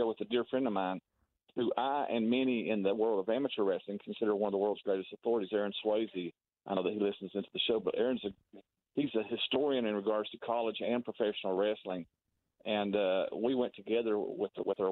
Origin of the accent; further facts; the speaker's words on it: Tennessee, United States; now in Wichita, United States; I grew up in Tennessee